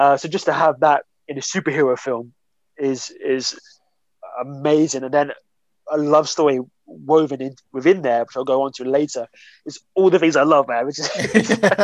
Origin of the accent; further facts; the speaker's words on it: Hemsby, East of England, United Kingdom; I grew up in Hemsby